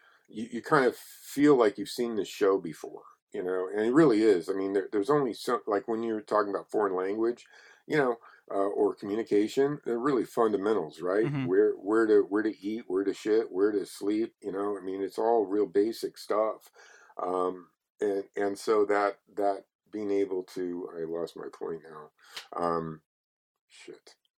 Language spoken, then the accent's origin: English; Texas, United States; He's from Tennessee or Kentucky, and I'm from Texas, and it's a similar thing that goes on down there where people shame you.